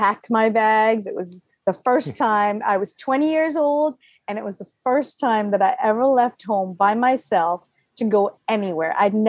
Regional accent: Guyana; also born or lived in Waterbury, Connecticut / Florida; now in United States; As you guys know, I'm Guyanese. So in 1979, I came from South America to Waterbury, Connecticut, lived there quite a few years, and my father decided it was too cold, so we moved to Florida

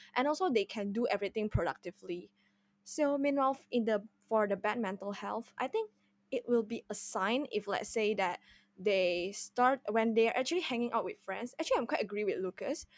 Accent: Indonesia; moved away as an adult; now in Singapore; I'm originally, I'm originally came from Indonesia, and I just came to Singapore for my underg-, undergraduate studies

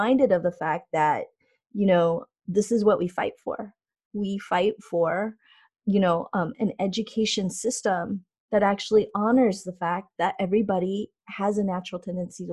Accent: California, United States; moved away as an adult; also born or lived in Maryland; I grew up in California

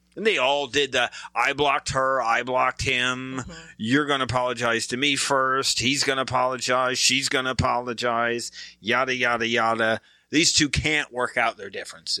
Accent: Michigan, United States; I'm from Michigan, so I'm a Pistons fan.

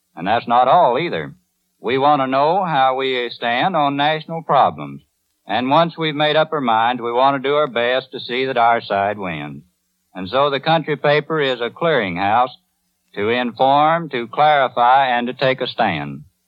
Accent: Van Buren, Arkansas, United States; born or raised there

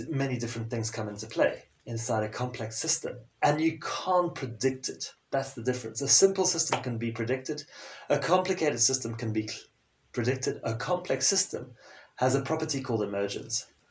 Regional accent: Zimbabwe; first language French; English is a second language; moved away as an adult; also born or lived in South Africa / South America / United Kingdom / Sweden; growing up in Zimbabwe and a fairly sheltered environment

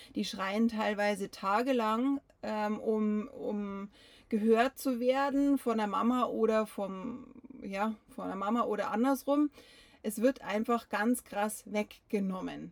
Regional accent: Bavaria, Germany; bei uns in Bayern

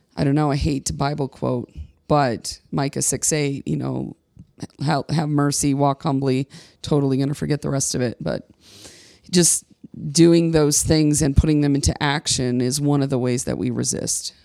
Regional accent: Midwest, United States; moved away as an adult; now in Colorado, United States; I was born and raised in the Church of the Nazarene in the heart of the Midwest

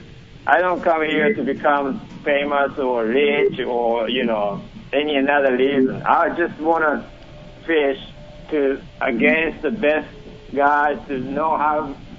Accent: Japan; born or raised there; English is a second language; moved away as an adult; now in United States

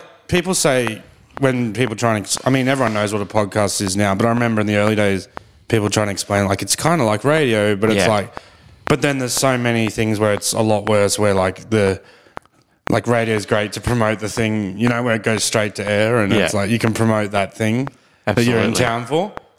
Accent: Brisbane, Queensland, Australia; moved away as an adult; also born or lived in Ballarat; now in Melbourne, Australia; I grew up in Brisbane with rugby league

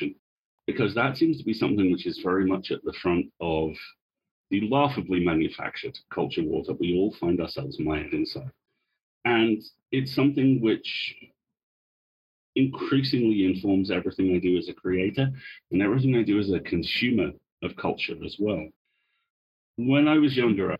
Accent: Isle of Man; I was born on the Isle of Man, which is a very small rock halfway between England and Ireland.

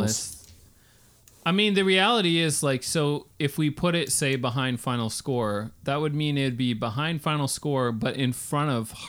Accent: Canada; We're all Canadians.

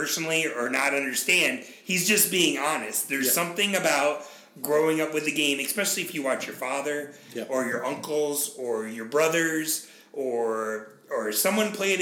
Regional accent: United States; as an American that has no ancestry before the late 1800s in this country

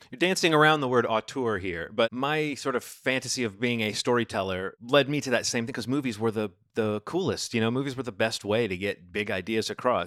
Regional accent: Birmingham, Alabama, United States; moved away as an adult; also born or lived in Baltimore; I grew up in Birmingham. I am a city mouse.

